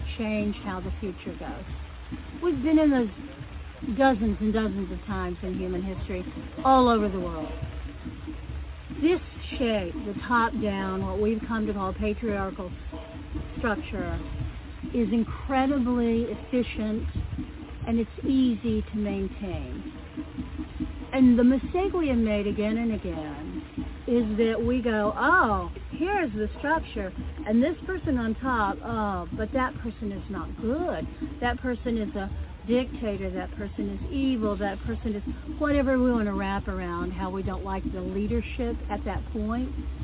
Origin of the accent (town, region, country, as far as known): Appalachia, United States; accent: Appalachian mountain accent